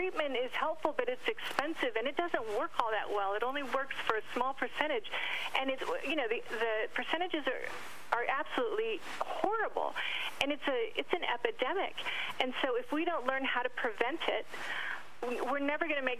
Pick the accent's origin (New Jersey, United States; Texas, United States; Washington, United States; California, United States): California, United States; San Diego; In San Diego. I grew up in San Diego